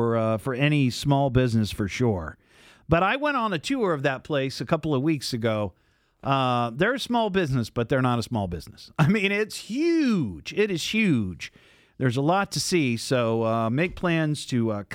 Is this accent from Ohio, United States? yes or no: yes; Beavercreek, Ohio, United States; Beaver Creek, my hometown